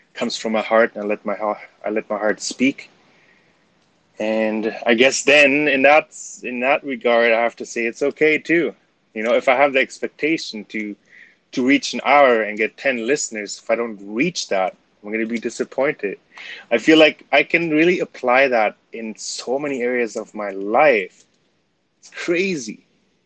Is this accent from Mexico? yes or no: no; Canada; That's where my Canadian-ness came out